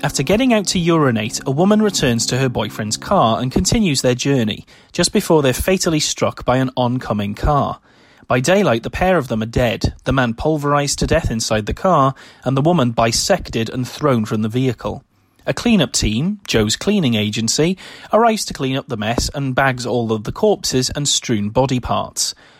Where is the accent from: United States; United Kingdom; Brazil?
United Kingdom; my home country of the United Kingdom